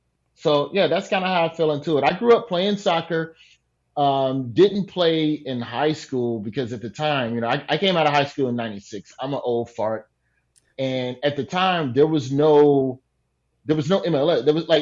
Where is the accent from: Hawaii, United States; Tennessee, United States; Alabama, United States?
Alabama, United States; I'm a boy from Alabama.